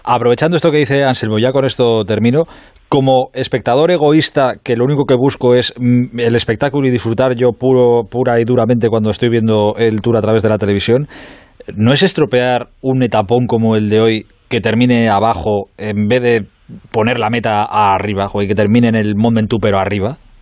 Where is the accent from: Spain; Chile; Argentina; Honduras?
Spain; como españoles y compatriotas de Rafa Nadal